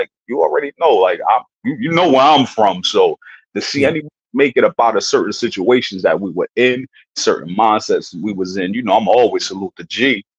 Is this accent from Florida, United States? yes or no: no; New York, United States; man, yo, I'm from New York, home of the hustlers.